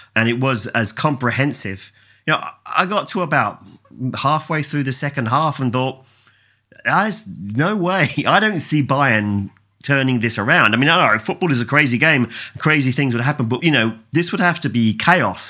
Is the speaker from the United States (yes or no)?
no; England, United Kingdom; as an Englishman